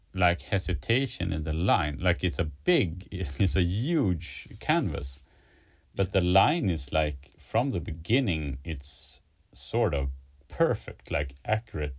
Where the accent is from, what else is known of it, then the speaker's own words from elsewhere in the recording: a town close to Stockholm, Stockholm County, Sweden; also born or lived in Gothenburg, Sweden; now in Stockholm, Sweden; I was born like on the west coast uh, in Gothenburg, and then moved to like I, I grew up in a in a town like in a city pretty close to to Stockholm